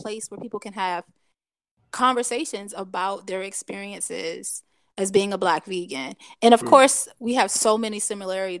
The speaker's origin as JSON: {"language": "English", "area": "Hampton Roads", "region": "Virginia", "country": "United States", "tie": "born or raised there", "said": "I grew up in Hampton Roads and I lived like literally probably like 15 minutes from PETA"}